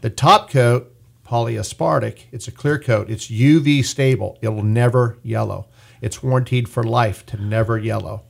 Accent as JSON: {"language": "English", "town": "Bakersfield", "region": "California", "country": "United States", "tie": "born or raised there", "said": "Born and raised in Bakersfield."}